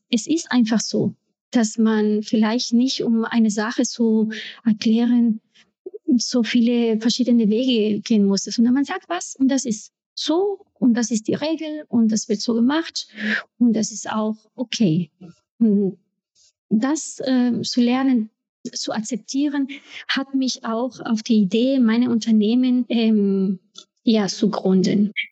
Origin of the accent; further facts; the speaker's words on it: Ecuador; German is a second language; now in Germany; ich komme aus Ecuador. Ich bin Mutter und Schauspielerin. Ich bin seit äh, über 20 Jahren in Deutschland. Ich kam mit einem kleinen Koffer voller großer Träume und ich kannte damals kein Wort Deutsch.